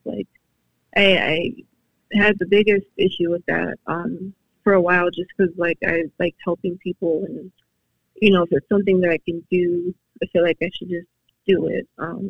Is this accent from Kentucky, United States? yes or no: no; Madison, Wisconsin, United States; born or raised there